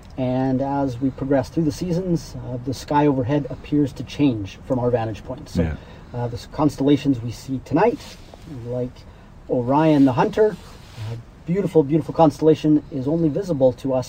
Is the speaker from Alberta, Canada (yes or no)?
yes; Waterton Lakes National Park, Alberta, Canada; I grew up here in Waterton Lakes National Park